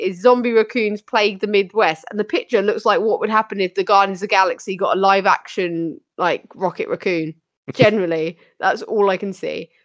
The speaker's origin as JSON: {"language": "English", "country": "United Kingdom", "said": "us Brits"}